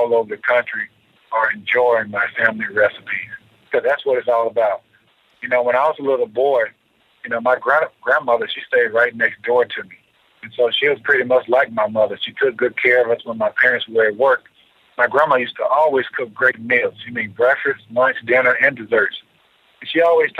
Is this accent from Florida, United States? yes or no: no; Aberdeen, Mississippi, United States; moved away as an adult; now in Atlanta, United States; back home in my hometown of Aberdeen, Mississippi